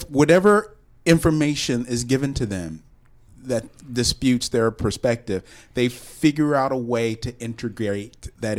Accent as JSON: {"language": "English", "region": "Kentucky", "country": "United States", "tie": "born or raised there", "moved": "yes", "said": "a creation museum in Kentucky, my home state."}